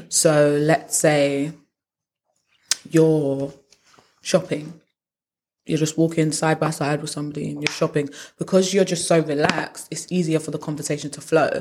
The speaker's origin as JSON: {"language": "English", "country": "United Kingdom", "said": "we're British"}